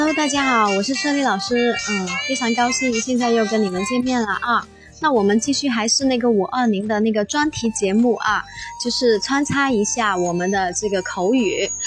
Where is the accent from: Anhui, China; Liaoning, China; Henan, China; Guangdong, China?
Guangdong, China; Guangzhou; accent: Cantonese-tinged Mandarin; 老师呢是广东人，啊，我是广州人，所以呢，可能呢我说话的时候呢，呃，就是说会带一点粤语的那种感觉